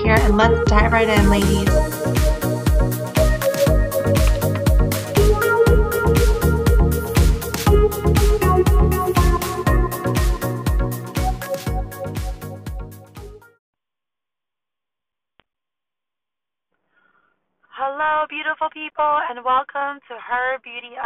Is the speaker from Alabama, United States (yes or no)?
no; New York, United States; I'm from New York